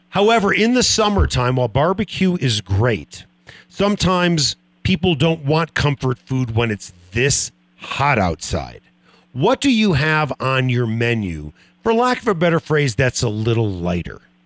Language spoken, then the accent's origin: English; Northbrook, Illinois, United States; I grew up in Northbrook, Illinois, the North Shore of Chicago